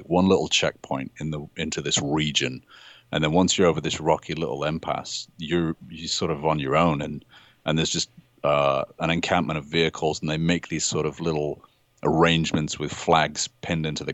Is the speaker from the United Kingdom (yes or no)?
yes; United Kingdom; I'm British